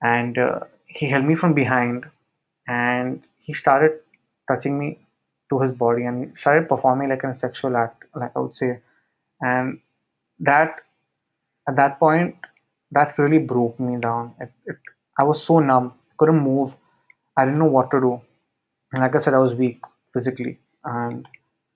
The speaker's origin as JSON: {"language": "English", "town": "Mumbai", "region": "Maharashtra", "country": "India", "said": "I'm from Mumbai."}